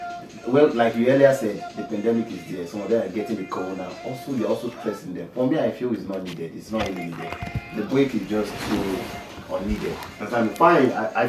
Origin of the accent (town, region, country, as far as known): Nigeria